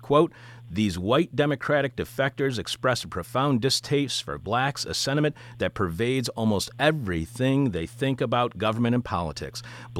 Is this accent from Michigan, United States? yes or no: yes; East Detroit, Michigan, United States; while I was born in Wayne County in Detroit, I was raised in Macomb County in a town called East Detroit that had a 99% white population directly across 8 Mile Road from predominantly black Detroit.